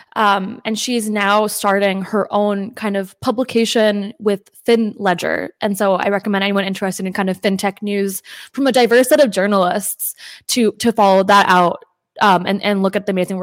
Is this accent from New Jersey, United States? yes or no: yes; New Jersey, United States; first language English; I was born in New Jersey, and I think that obviously English is my first language